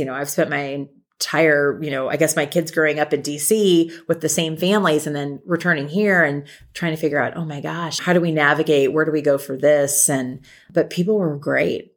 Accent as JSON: {"language": "English", "town": "Lincoln", "region": "Nebraska", "country": "United States", "tie": "born or raised there", "also_born_or_lived": "Washington, D.C.", "moved": "yes", "said": "I grew up in Lincoln"}